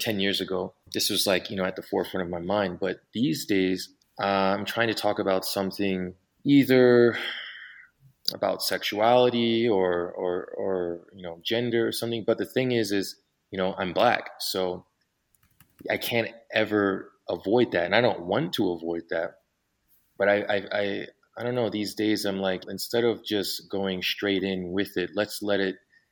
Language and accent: English; Philadelphia, Pennsylvania, United States; moved away as an adult; also born or lived in Honolulu, Hawaii / London; now in Mexico City, Mexico; my family's from Philadelphia. We moved back. I grew up there.